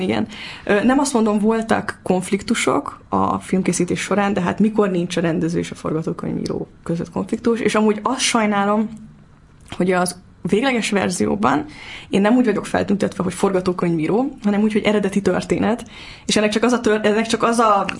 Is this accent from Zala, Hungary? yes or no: no; Budapest, Hungary; Én Óbudán születtem, Óbudán éltem, és borzalmasan fontos számomra ez a hely, az apámmal kapcsolatban is, meg a gyerekkorommal kapcsolatban is